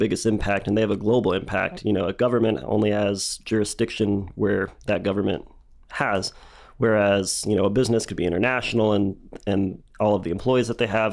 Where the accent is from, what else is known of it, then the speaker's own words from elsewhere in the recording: Dallas, Texas, United States; moved away as an adult; now in Lubbock, United States; I grew up in Dallas